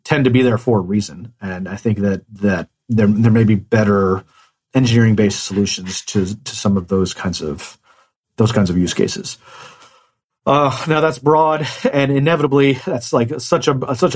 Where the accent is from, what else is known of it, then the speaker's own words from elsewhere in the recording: Economy, Indiana, United States; moved away; I grew up in a town of 168 people. And so a very, very small town called Economy, mm-hmm. Indiana